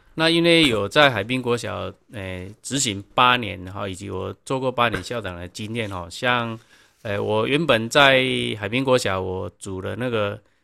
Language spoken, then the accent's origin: Chinese; Donggang, Pingtung County, Taiwan; 因为就在东港，我必须让我们 在地的小孩子，我们学校孩子，我们学校孩子认识我们家乡